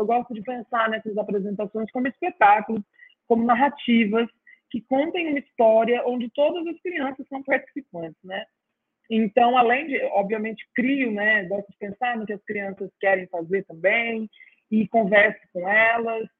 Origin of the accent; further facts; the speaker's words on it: interior of São Paulo, Brazil; moved away as an adult; also born or lived in Campinas / Guatapará / Ribeirão Preto / Franca; now in Ceará, Brazil; até os meus 11 anos, eu morei na zona rural. E aí depois, quando fiz 12, 11, 12, fomos para a cidade e morei em várias cidades do interior de São Paulo